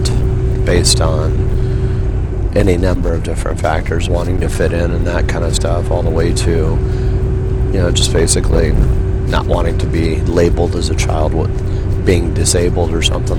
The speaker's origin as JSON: {"language": "English", "town": "Yorba Linda", "region": "California", "country": "United States", "tie": "born or raised there", "also_born_or_lived": "Redondo Beach, California / Los Angeles, California", "moved": "as an adult", "lives_now": "Portland, United States", "said": "I grew up in Yorba Linda"}